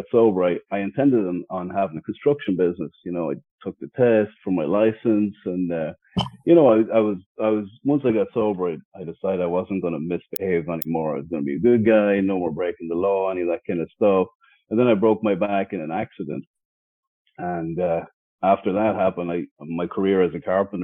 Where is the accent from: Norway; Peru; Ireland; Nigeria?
Ireland; moved away as an adult; now in Los Angeles, United States; I'm born and raised in Ireland, moved to America around 2005. So I'm almost 20 years here in America.